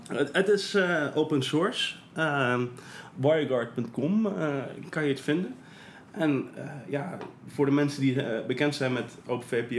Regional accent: Netherlands; ik ben eh, geboren en getogen in Nederland

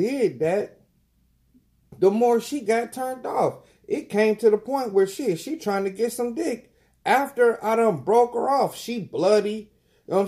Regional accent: Dayton, Ohio, United States; I'm from Dayton

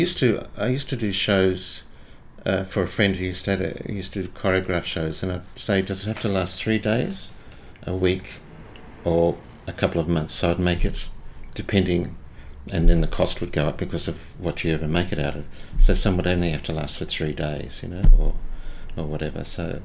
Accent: Seaforth, New South Wales, Australia; On that hill is Seaforth, but we were in the gully. We didn't have a water view.

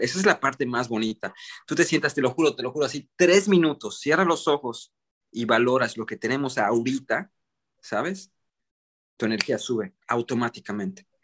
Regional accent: Mexico; moved away as an adult; also born or lived in United States; yo crecí en Estados Unidos, soy mexicano, mexicoamericano, mexicano de nacimiento, eh, criado casi toda mi vida en, Estados Unidos. Fue donde crecí desde, desde nacido hasta los 8 años y luego regresé a México y estuve como 10, 11 años

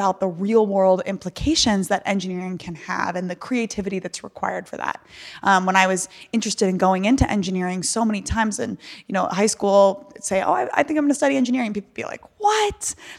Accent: Virginia, United States; I grew up in Northern Virginia in the DC okay. area.

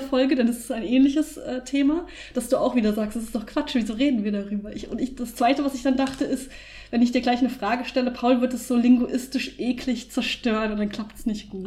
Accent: Germany; bei uns in Deutschland

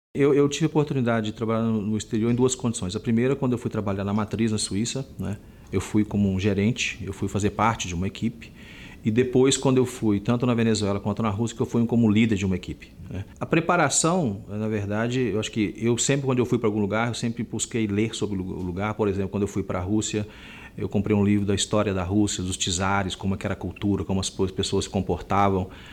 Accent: Minas Gerais, Brazil; como bom mineiro que eu sou

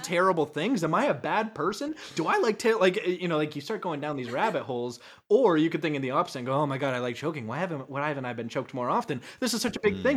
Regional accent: Canada; moved away as an adult; now in United States; I am a Canadian that has just recently moved to America

